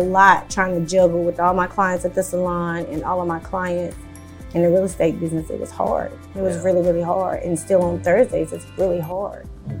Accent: North Carolina, United States; of course. I'm from North Carolina.

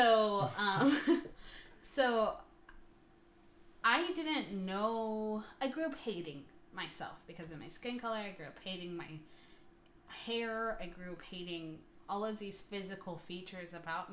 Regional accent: Michigan, United States; moved away as an adult; also born or lived in New York; I'm from Michigan. But I moved to New York in 2016

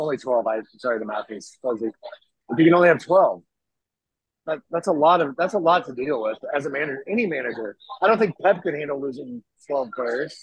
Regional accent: Kansas City, United States; now in Oklahoma City, United States; growing up in Kansas City

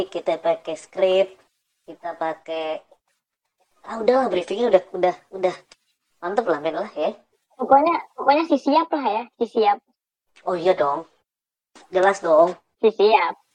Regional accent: Indonesia; gua … gua dari Indonesia deh biar sama kayak lo

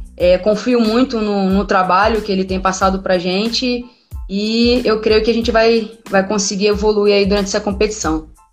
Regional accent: Rio de Janeiro, Brazil; moved away as an adult; also born or lived in Santos; eu nunca saí do Rio, fui sair do Rio com 19 anos

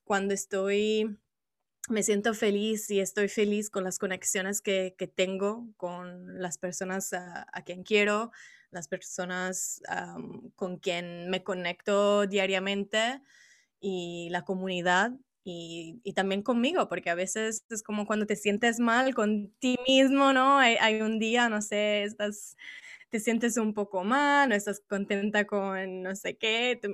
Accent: Italy; Spanish is a second language; originariamente soy italiana

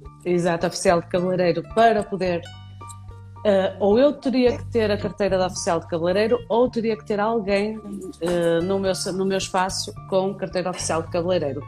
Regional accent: Vila Nova de Famalicão, Norte, Portugal; moved away as an adult; now in Viana do Castelo, Portugal; Famalicão era é a minha cidade natal que é muito pertinho do Porto

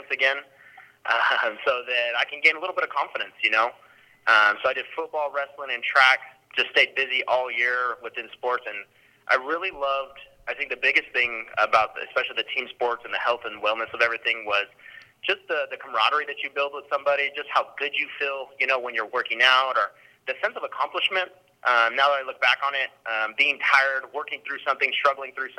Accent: Stockton, California, United States; I grew up in Stockton, California

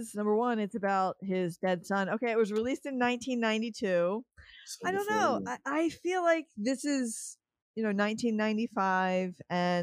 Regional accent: Philadelphia, Pennsylvania, United States; I'm from Philly

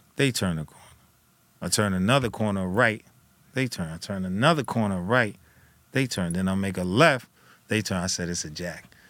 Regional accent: New Jersey, United States; I was from Jersey

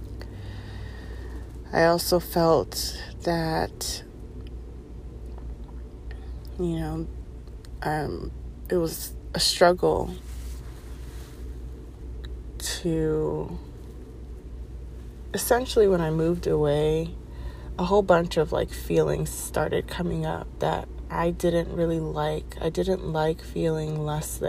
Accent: East Coast, United States; moved away as an adult; I grew up on the East Coast, and the East Coast is diverse as anything.

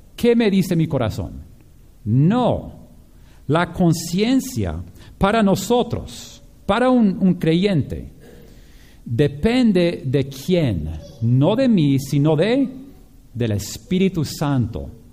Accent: Japan; moved away; yo crecí con esto por, en Japón

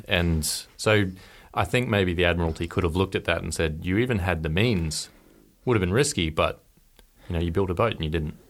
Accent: Norfolk Island; I grew up on Norfolk Island

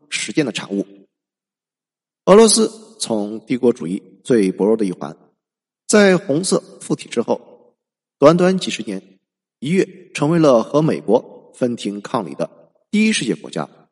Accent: China; 作为一个中国人

